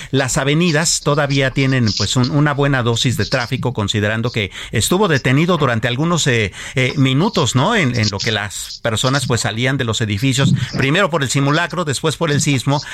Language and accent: Spanish; Mexico; somos los verdaderos mexicanos